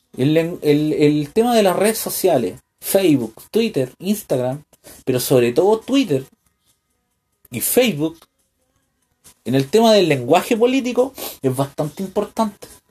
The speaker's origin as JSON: {"language": "Spanish", "country": "Chile", "said": "como un, chileno"}